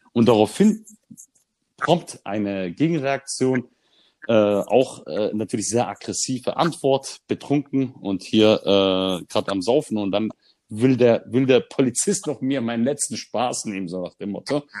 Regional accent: Germany; als Deutscher mit Migrationshintergrund

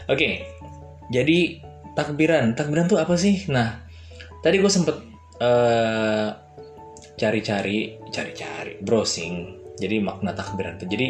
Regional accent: Depok, West Java, Indonesia; nah kalau daerah gue daerah Depok eh, Depok kira-kira daerah eh, apa namanya Kampung Baru

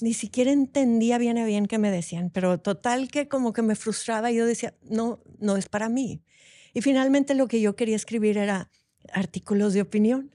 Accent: Monterrey, Nuevo León, Mexico; soy de aquí de Monterrey, de este calor

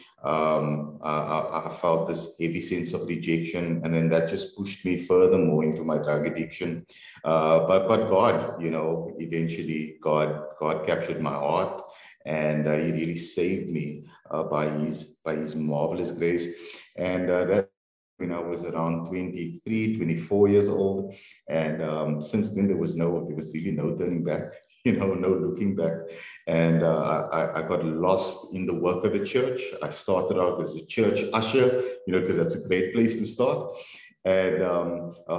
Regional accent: Cape Town, Western Cape, South Africa; I was born in Cape Town, born and bred. We grew up in Mitchell's Plain, and my family then moved to the northern suburbs.

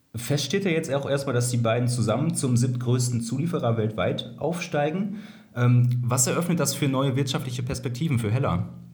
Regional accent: Kreis Soest, North Rhine-Westphalia, Germany; ich komme ja aus dem Kreis Soos

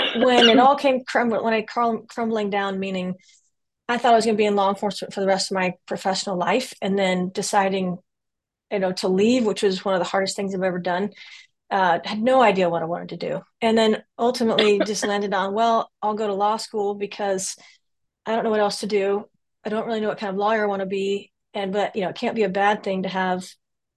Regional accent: Louisiana, United States; moved away as an adult; also born or lived in Florida; I'm from Louisiana mostly originally. I'm kind of from the South in general. But high school in Louisiana

